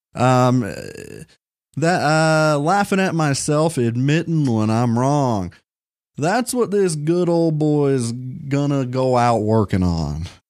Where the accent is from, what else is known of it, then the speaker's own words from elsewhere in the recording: Kentucky, United States; I was born in Kentucky